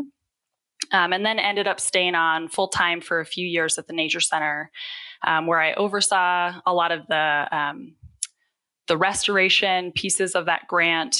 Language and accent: English; Adirondack Mountains, upstate New York, United States; moved away as an adult; now in Utah, United States; I actually grew up in upstate New York, up in the middle of the Adirondack Mountains